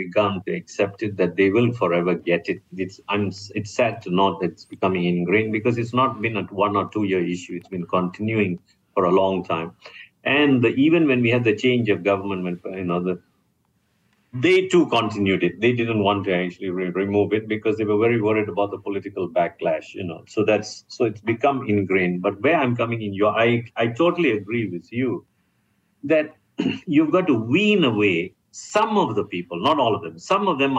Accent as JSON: {"language": "English", "country": "Malaysia", "said": "I'm a Malaysian."}